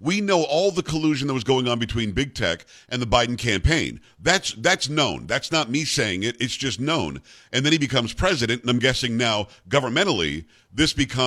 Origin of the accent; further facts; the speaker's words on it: United States; as an American